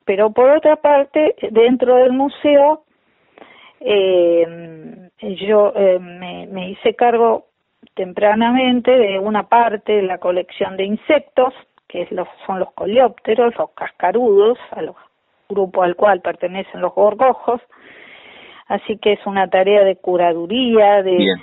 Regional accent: La Plata, Buenos Aires Province, Argentina; yo soy platense

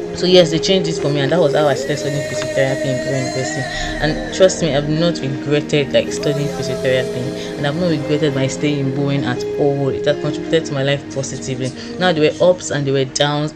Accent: Osogbo, Osun, Nigeria; I'm a Yoruba girl. I'm from Oshun State, Oshogbo precisely.

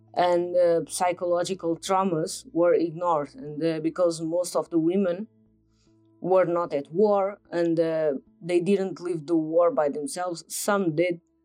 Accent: Portugal; I'm from Portugal

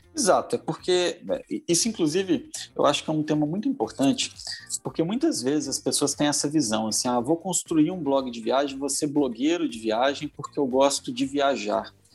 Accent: Belo Horizonte, Minas Gerais, Brazil; sou aqui de Belo Horizonte

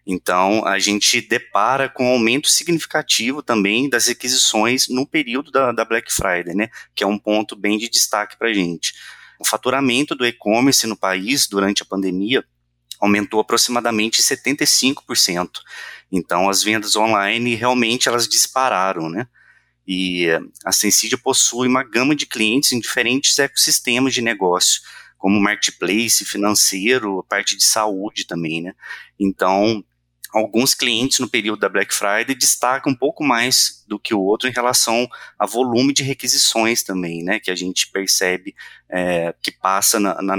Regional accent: Minas Gerais, Brazil; Sou mineiro

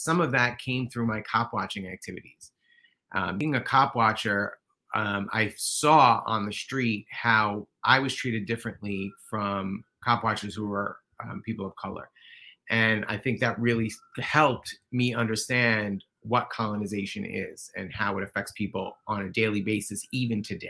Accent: New York City, New York, United States; I'm a white guy who grew up in New York City

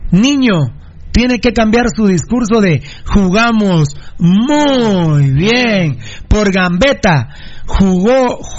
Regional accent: Iztapa, Escuintla, Guatemala; saludos desde las playas de Monterrico, que vive el pirulismo, y soy de Iztapa.

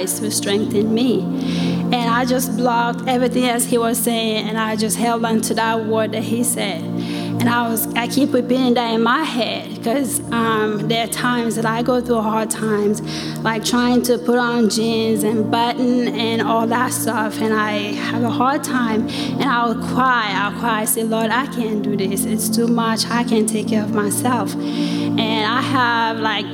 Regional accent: Sierra Leone; moved away; I'm from West Africa, Sierra Leone

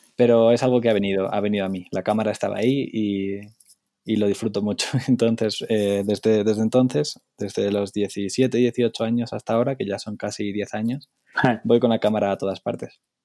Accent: Spain; moved away as an adult; soy un fotógrafo de España

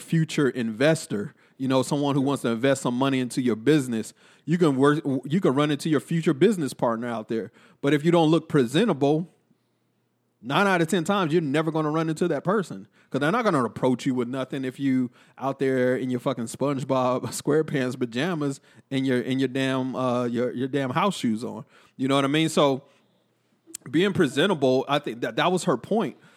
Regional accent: Killeen, Texas, United States; growing up in Killeen

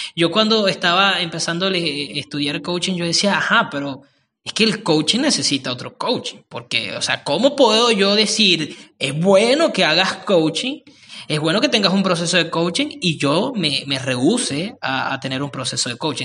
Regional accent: Venezuela; Somos buenos los venezolanos en eso

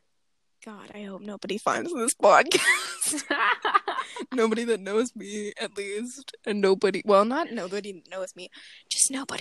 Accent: United States

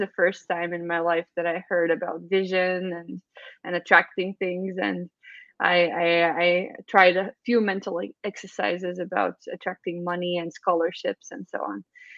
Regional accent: Valmiera, Latvia; moved away as an adult; I'm from Valmiera

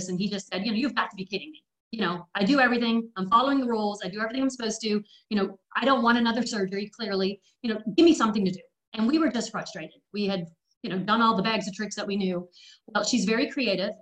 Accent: Canada; also born or lived in England; now in Tennessee, United States; I was born in England and raised in Canada, and now living in Hookville, Tennessee

